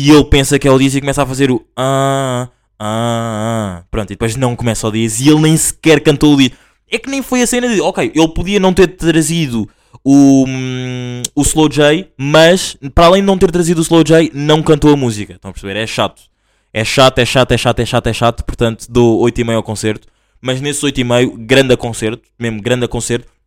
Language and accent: Portuguese; Lisbon, Portugal; eu paguei os, o mesmo que as pessoas de Lisboa, eu sou de Lisboa, tipo, não estou a criticar